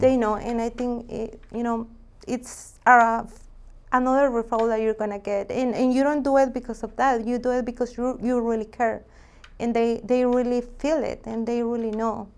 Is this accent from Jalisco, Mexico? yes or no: yes; Jalisco, Mexico; moved away; I'm from Mexico, Jalisco.